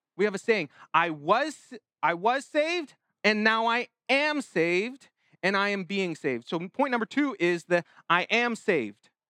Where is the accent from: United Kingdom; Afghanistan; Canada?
Canada; us as Canadian citizens